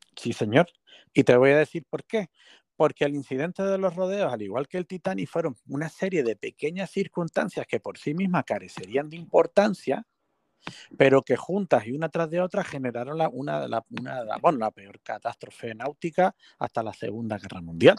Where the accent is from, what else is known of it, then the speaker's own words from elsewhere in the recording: Canary Islands, Spain; como nosotros que somos canarios e isleños